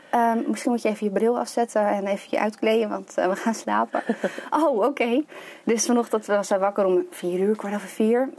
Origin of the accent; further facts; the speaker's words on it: Lelystad, Flevoland, Netherlands; also born or lived in Amsterdam; Ik ben geboren in Amsterdam. Ja. En toen mijn zusje geboren werd, zijn mijn ouders eh, verhuisd naar Lelystad. Ja. En eh, ja, altijd hier gewoond, gebleven.